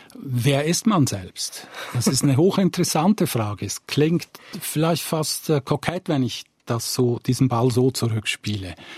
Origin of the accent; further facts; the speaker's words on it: Zurich, Switzerland; moved away as an adult; also born or lived in Northwest Ireland; Ich bin am Rand von Zürich aufgewachsen, sehr nahe am Wald